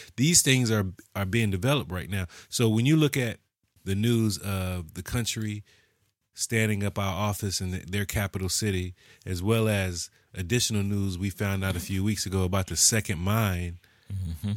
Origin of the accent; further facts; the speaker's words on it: United States; we're American